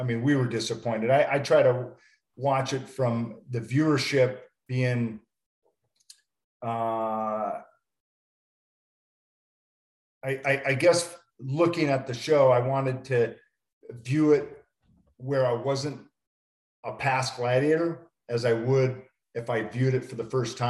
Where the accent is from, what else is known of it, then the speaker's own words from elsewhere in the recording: Montana, United States; moved away; Montana, my hometown